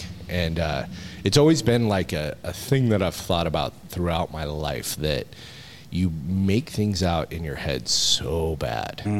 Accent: Montana, United States; moved away as an adult; now in Georgia, United States; where I grew up in Montana

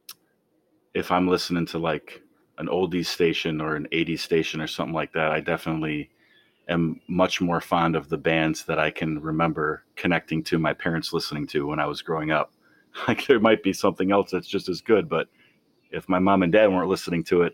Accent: Arlington Heights, Illinois, United States; also born or lived in Springfield, Illinois; I grew up in Arlington Heights

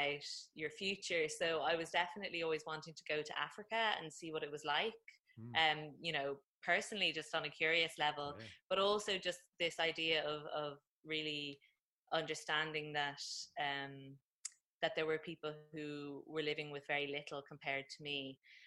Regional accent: Dublin, Leinster, Ireland; I am from Dublin originally, and that's where I am right now in Ireland.

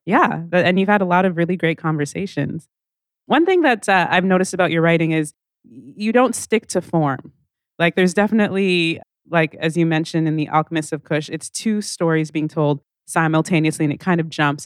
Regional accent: Calgary, Alberta, Canada; I grew up in Calgary

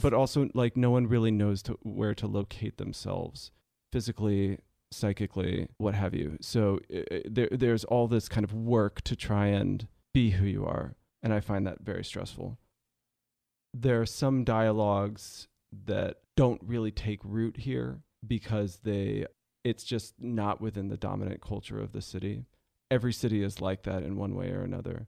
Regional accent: San Jose, California, United States; also born or lived in New York State; now in Los Angeles, United States; my family moved to um, San Jose uh, in 1990

